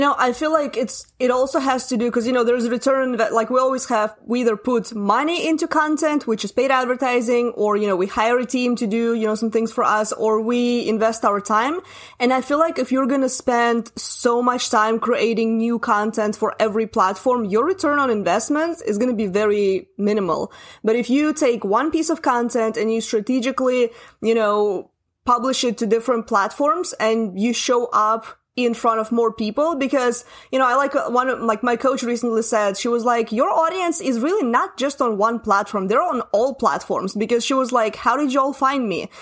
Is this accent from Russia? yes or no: yes; Russia; English is a second language; I'm Russian. English is not my first language